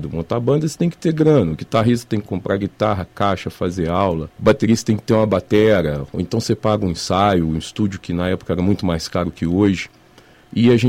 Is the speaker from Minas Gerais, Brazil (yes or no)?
yes; Juiz de Fora, Minas Gerais, Brazil; Eu sou mineiro de Juiz de Fora mesmo e sempre fui nascido e criado aqui.